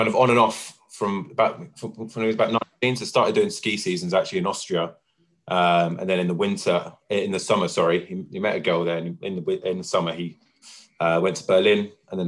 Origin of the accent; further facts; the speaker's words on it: London, United Kingdom; also born or lived in Bounds Green; I was born in Bounds Green, and then we moved there when I was 2 years old, and I lived there until I kind of moved out with Jenna, so... Yeah, I mean, that's the family home. That's where I'm from. You know, Winchmore Hill and Palmer's Green is, you know, that's my roots